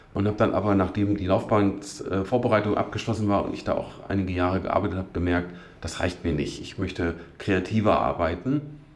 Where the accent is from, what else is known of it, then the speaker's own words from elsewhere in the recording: Witzenhausen, Hesse, Germany; moved away as an adult; also born or lived in Duderstadt; now in Göttingen, Germany; Aufgewachsen bin ich aber in Nordhessen, in Witzenhausen.